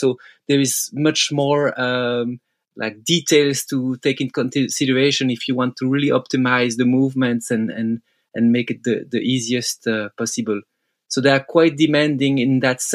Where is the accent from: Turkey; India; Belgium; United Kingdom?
Belgium; English is a second language; me and Seb, we grew up climbing in Freyr. It's the Belgium crag